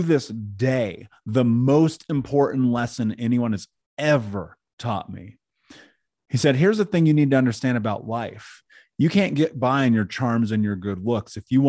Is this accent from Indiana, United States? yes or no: yes; Indianapolis, Indiana, United States; I grew up in Indianapolis.